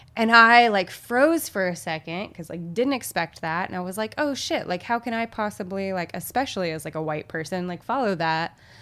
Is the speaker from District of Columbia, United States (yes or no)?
no; Little Rock, Arkansas, United States; I come from the Deep South. I heard racial slurs often as a child. Our town is pretty segregated still. There is even, like, Central High, which, Central High and Little Rock